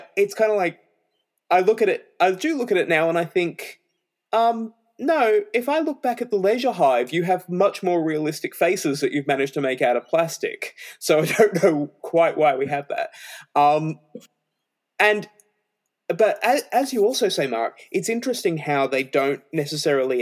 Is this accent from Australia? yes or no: yes; Australia; I'm Australian